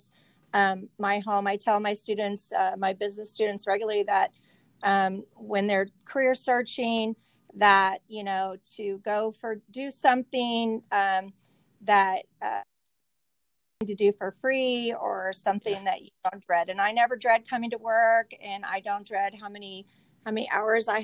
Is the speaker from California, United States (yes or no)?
yes; Visalia, California, United States; I am from Visalia, product of the USD, graduate of Mount Whitney